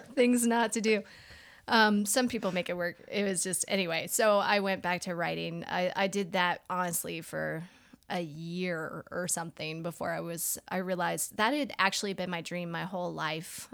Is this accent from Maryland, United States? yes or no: yes; Annapolis, Maryland, United States; also born or lived in Richmond, Virginia; now in Asheville, United States; I was born in Richmond, Virginia. Um, I was raised in Annapolis, Maryland. I've lived in Asheville, North Carolina for twenty years